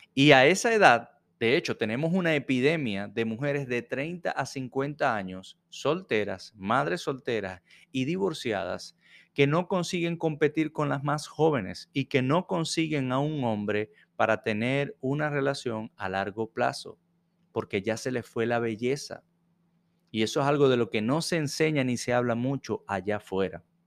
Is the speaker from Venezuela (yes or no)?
yes; Venezuela; now in Jacksonville, United States; Soy venezolano y vivo en Jacksonville, Florida